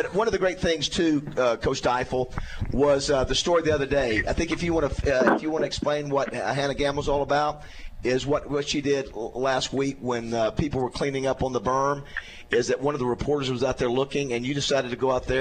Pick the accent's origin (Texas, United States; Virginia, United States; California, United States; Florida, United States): Florida, United States; Panama City; now in Arkansas, United States; I'm not from here. I'm from Panama City, Florida